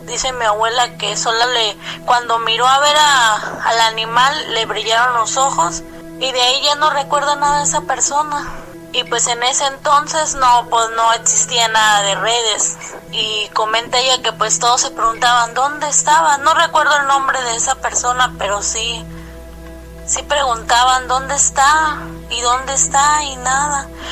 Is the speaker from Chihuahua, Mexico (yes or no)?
no; Coatzacoalcos, Veracruz, Mexico; de Coatzacoalcos, Veracruz